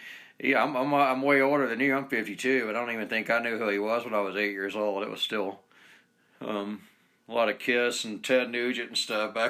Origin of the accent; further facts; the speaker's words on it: Georgia, United States; moved away as an adult; now in Utah, United States; I've moved here back in 2001, and then I left, went back to Georgia where I'm from for a few years, and came back.